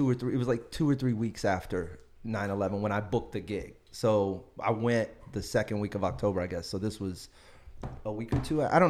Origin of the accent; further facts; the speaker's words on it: Beaumont, Texas, United States; moved away as an adult; I grew up in Beaumont